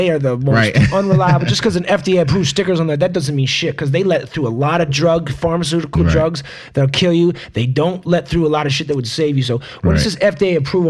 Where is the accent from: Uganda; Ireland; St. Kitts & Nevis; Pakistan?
St. Kitts & Nevis; also born or lived in Jamaica; The islands where I grew up in Nevis and Jamaica, and Nevis eat plantains the same way.